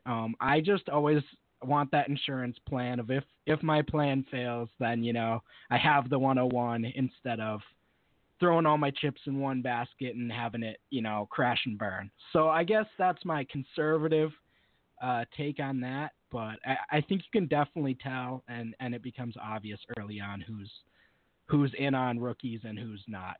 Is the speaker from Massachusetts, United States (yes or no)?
yes; Amherst, Massachusetts, United States; I'm from Western Massachusetts. I've grown up here and pretty much lived here my whole life. Uh, right, right around Amherst, UMass